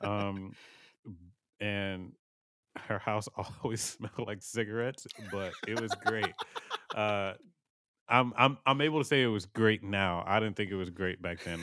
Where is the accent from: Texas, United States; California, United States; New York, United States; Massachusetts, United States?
Texas, United States; Houston; born and raised in Houston, Texas